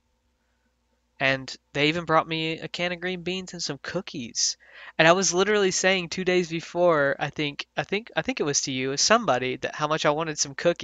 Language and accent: English; the South, United States; I grew up in the South